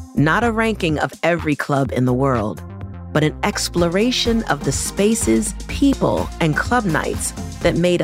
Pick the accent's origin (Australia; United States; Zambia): United States; Baltimore, Maryland; growing up in Baltimore